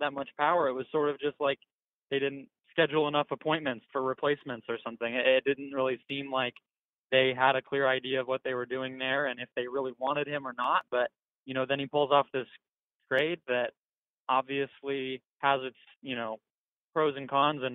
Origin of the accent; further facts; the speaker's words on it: Phoenix, Arizona, United States; I'm from Phoenix originally, well, still in Phoenix